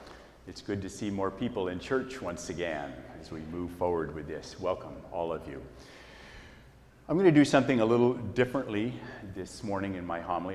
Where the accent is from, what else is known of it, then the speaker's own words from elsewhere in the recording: Hillsboro, Oregon, United States; I grew up right here in Hillsboro, the middle child of five in a strong family. We were not a churchy family, although we went to Mass every weekend without fail.